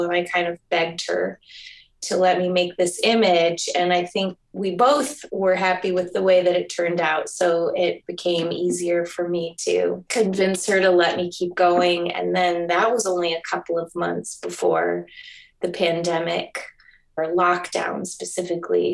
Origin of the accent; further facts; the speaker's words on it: Michigan, United States; also born or lived in New York / Connecticut; now in Oregon, United States; I have been in Oregon about eight years now and came here via New York, and I'm originally from Michigan